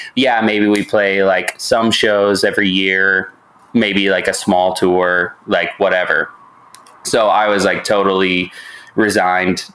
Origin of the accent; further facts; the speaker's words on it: Indianapolis, Indiana, United States; moved away as an adult; also born or lived in Columbus, Ohio; now in Missouri, United States; I'm from Indianapolis, which is where Nico and I, you know, mm-hmm. we grew up.